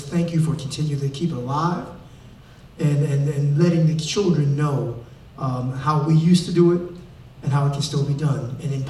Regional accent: Detroit, Michigan, United States; also born or lived in Chicago; I'm from Detroit, Chi-Town.

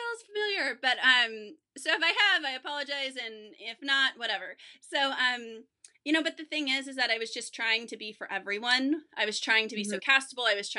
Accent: Vacaville, California, United States; I grew up in California, but I grew up in the suburbs, you know, I grew up, in Northern California

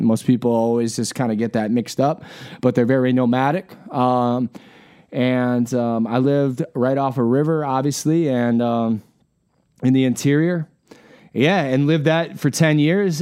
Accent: Wisconsin, United States; also born or lived in Alaska; now in Iowa, United States; I grew up in Wisconsin

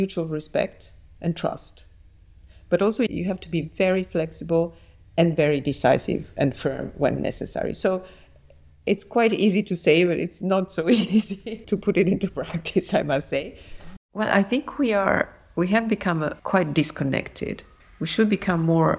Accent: Naples, Campania, Italy; born or raised there

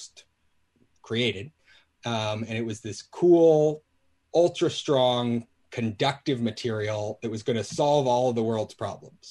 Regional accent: Alaska, United States; I grew up in Alaska

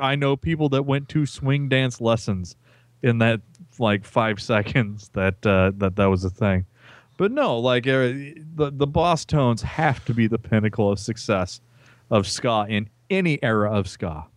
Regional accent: Peru, Indiana, United States; my hometown

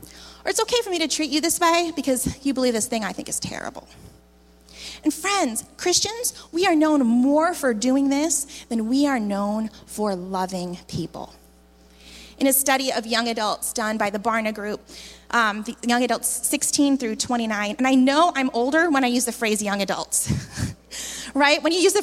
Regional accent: Philippines; moved away as an adult; I came from the Philippines where I had grown up

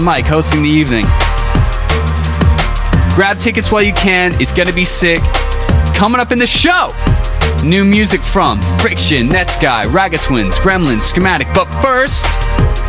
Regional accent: Toronto, Ontario, Canada; Toronto, my hometown.

